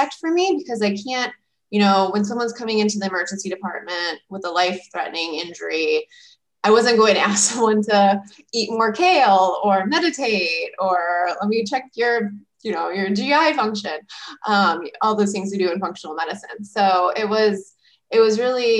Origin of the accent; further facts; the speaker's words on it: Lorain, Ohio, United States; moved away as an adult; also born or lived in San Antonio, Texas / San Francisco Bay Area, California / Chicago, Illinois; I grew up in Lorain, Ohio, which is just west of Cleveland